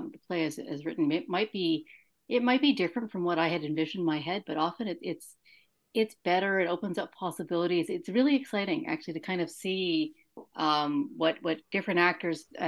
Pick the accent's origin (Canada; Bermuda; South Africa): Canada; Toronto, Ontario; I live in the West End now, but I grew up in Toronto in the East End.